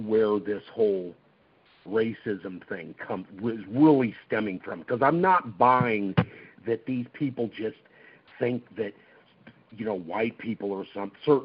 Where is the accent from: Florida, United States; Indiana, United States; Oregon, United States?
Oregon, United States; also born or lived in California; I was originally from California, and we moved to Oregon when I was like a year and a half older. So I've been raised here in Oregon